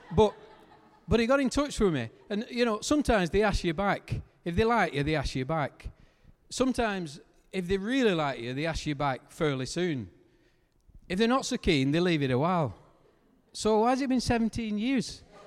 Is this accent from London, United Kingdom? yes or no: no; Lancashire, North West England, United Kingdom; because I'm from Lancashire. We, we don't have H's where we come from